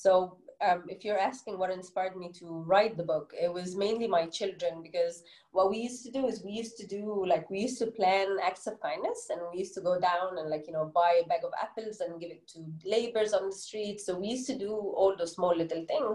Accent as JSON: {"language": "English", "country": "Egypt", "tie": "born or raised there", "accent": "Egyptian English", "first_language": "Arabic", "second_language": "English", "moved": "as an adult", "lives_now": "United Arab Emirates", "said": "I've been living in the UAE for 13 years now, born and bred in Egypt."}